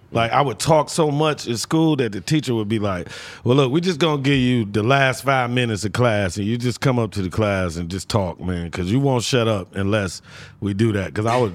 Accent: Detroit, Michigan, United States; also born or lived in Harlem; I was born in Detroit. I grew up basically in Detroit, but then I went to Harlem.

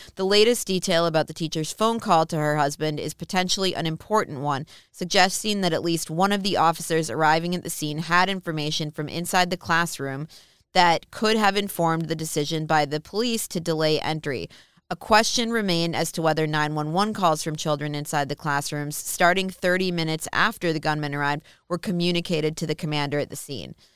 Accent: Minnesota, United States; I'm from Minnesota.

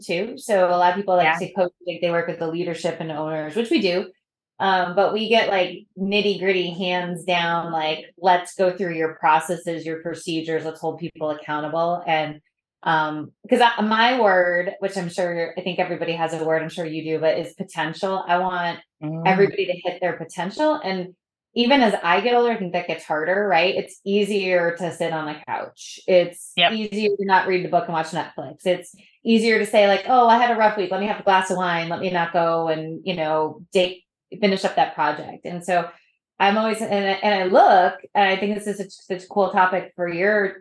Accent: New England, United States; I'm from New England

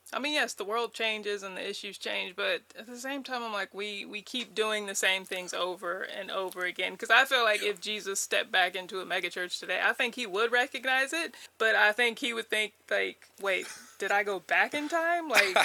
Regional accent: United States; I am American, but I'm not who our Constitution was written for.

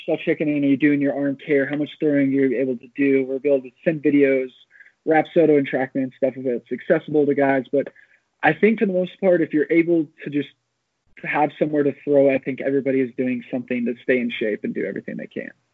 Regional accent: Amarillo, Texas, United States; moved away as an adult; I decided to move back to my hometown of Amarillo, Texas.

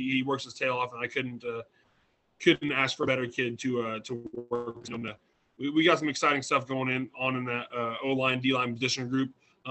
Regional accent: Illinois, United States; moved away as an adult; also born or lived in Princeton, Missouri / Farmington, Missouri; now in Hamilton, United States; I'm from Illinois originally. Grew up over there. I played high school and small college ball over there.

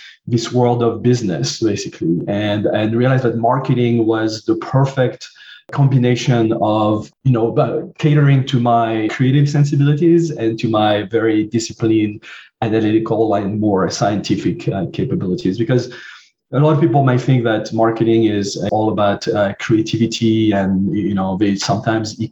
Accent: southern France, France; accent: French; English is a second language; moved away; I grew up in France, as you can hear from my accent

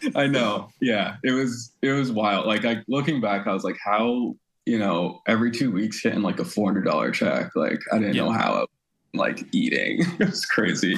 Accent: Sarasota, Florida, United States; I grew up in small town Sarasota, Florida

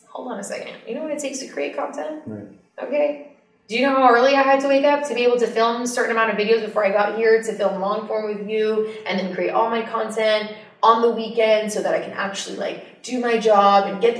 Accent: West Hollywood, California, United States; born there; I was born in the U.S. I was born in West Hollywood, California.

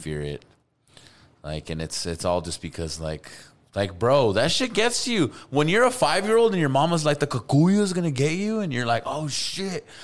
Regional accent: Albuquerque, New Mexico, United States

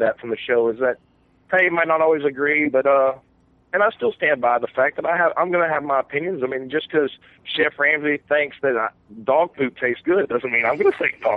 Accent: Southeast Texas, United States; I'm an old country boy from Southeast Texas

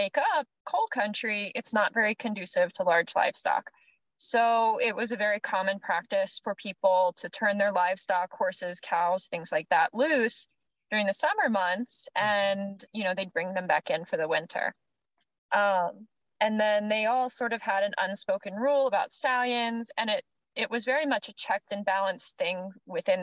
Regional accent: Maryland, United States; I'm from Maryland, and it's pretty cushy there

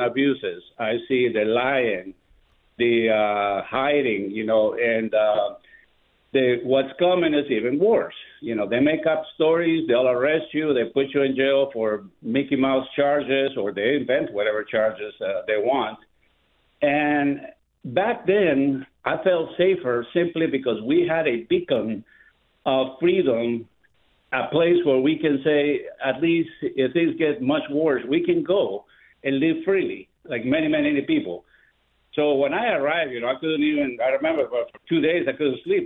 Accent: Guatemala; now in Orlando, United States; I am originally from Guatemala.

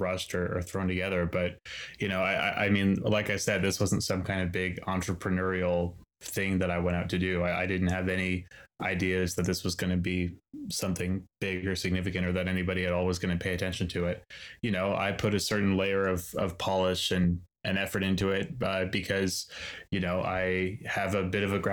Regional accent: Nova Scotia, Canada; I'm from the East Coast of Canada. I'm from Nova Scotia

